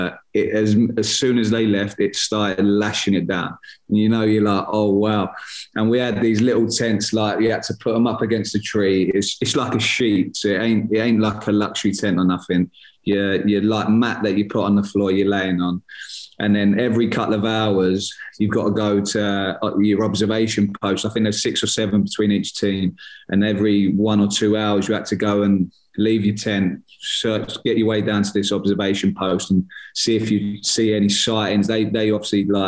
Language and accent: English; Gillingham, South East England, United Kingdom; my hometown club's Gillingham, where I was born and bred